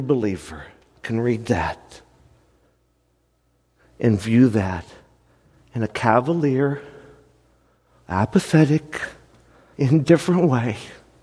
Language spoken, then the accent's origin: English; United States; as an American church